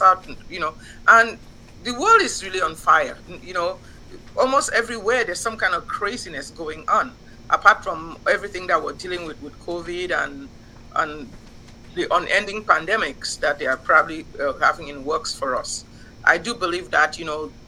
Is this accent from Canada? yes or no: no; Cameroon; moved away as an adult; also born or lived in Nigeria; now in Houston, United States; I grew up in Cameroon when things were still peaceful and nice. I went to medical school in Nigeria.